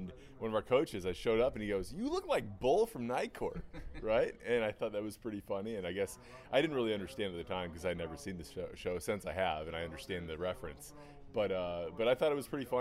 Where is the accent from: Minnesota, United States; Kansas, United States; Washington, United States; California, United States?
California, United States; San Marino; I grew up here in Los Angeles. I grew up in a city called San Marino that's about 20 minutes from the stadium